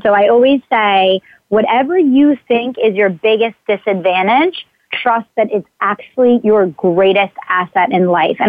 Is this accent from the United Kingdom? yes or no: no; Exton, Pennsylvania, United States; I grew up in Exton, Pennsylvania.